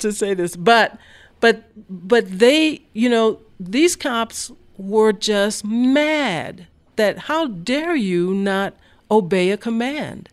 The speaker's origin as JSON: {"language": "English", "town": "Mobile", "region": "Alabama", "country": "United States", "moved": "yes", "lives_now": "Denver, United States", "said": "I'm from Mobile, Alabama"}